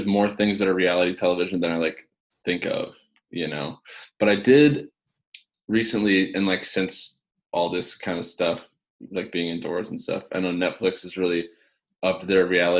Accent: Kenosha, Wisconsin, United States; also born or lived in Madison, Wisconsin; I grew up in Kenosha, actually.

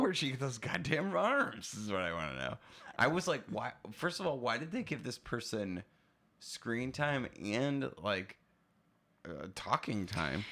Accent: Oshkosh, Wisconsin, United States; I'm from Wisconsin

